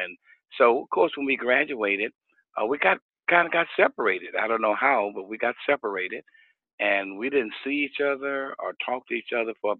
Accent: Houston, Texas, United States; also born or lived in Austin, Texas; So my family moved to Houston. And so I grew up here in Houston, went to school here and been here all of my life and raised my kids here. And still in Houston, Texas.

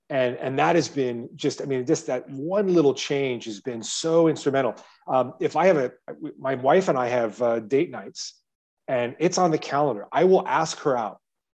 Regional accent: Midwest, United States; if you think about what the memorable experiences I had growing up in the Midwest with my parents and my dad

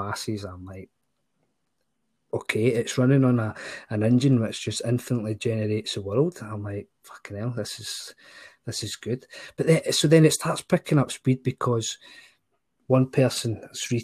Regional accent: Scotland, United Kingdom; as a Scotsman

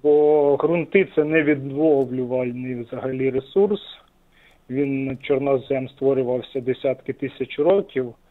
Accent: Sumy Oblast, Ukraine; з Сумщини

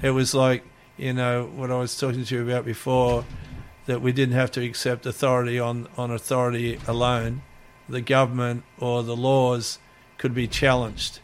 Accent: Gold Coast, Queensland, Australia; born or raised there; also born or lived in Melbourne, Victoria, Australia / Hawaii, United States

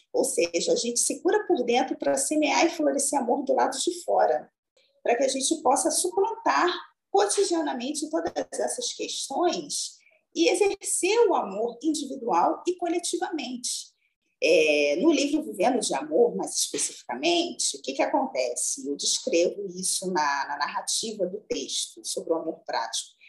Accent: São João de Meriti, Rio de Janeiro, Brazil; Eu sou oriunda da Baixada Fluminense, mas especificamente do município de São João de Meriti, no Rio de Janeiro

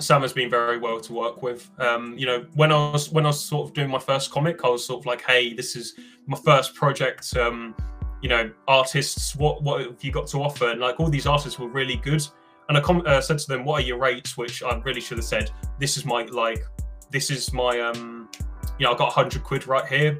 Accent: United Kingdom; I'm British

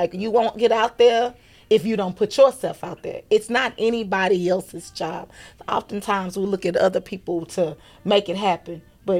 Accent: Dallas, Texas, United States; also born or lived in Austin, Texas; now in Houston, United States; I was born in Austin, raised in Dallas, live in Houston for the last 20 something plus years.

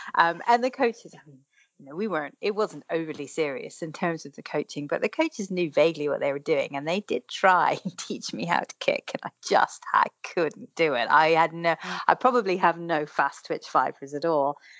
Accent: Ireland; because I grew up in Ireland

